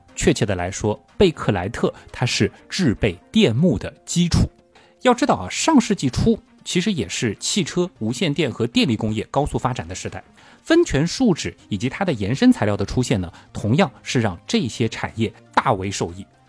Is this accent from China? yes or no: yes; China; 八九十年代我们中国人